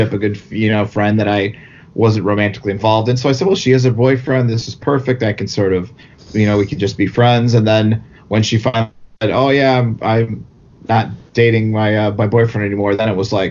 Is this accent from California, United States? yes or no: no; right outside of Chicago, Indiana, United States; Where I grew up in Indiana, we were right outside of Chicago